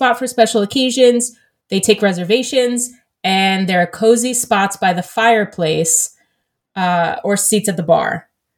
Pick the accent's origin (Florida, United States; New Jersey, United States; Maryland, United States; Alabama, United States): New Jersey, United States; growing up in New Jersey